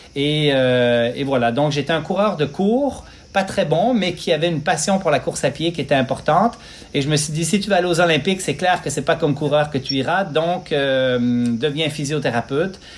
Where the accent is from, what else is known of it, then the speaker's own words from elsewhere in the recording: Quebec, Canada; also born or lived in Switzerland; Je suis né en Suisse euh, en 1973, immigré au Lac-Saint-Jean, deux heures au nord